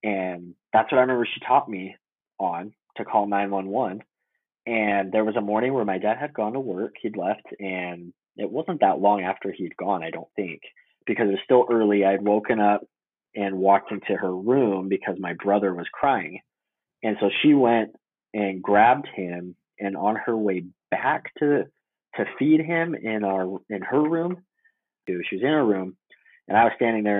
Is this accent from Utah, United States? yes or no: yes; Utah, United States; also born or lived in Chicago, Illinois / American Fork, Utah / Salt Lake City, Utah; We moved to Chicago from Utah, I think it was like 96, 97